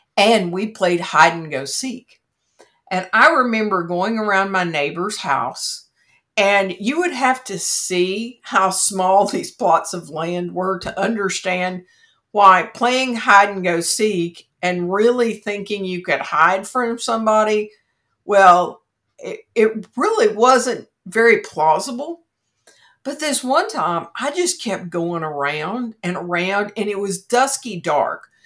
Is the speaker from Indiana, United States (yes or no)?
no; Kentucky, United States; my home state of Kentucky